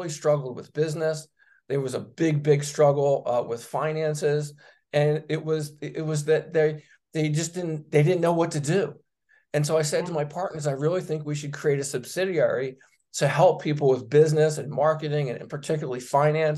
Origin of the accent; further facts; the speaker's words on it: Philadelphia, Pennsylvania, United States; growing up in Northeast Philadelphia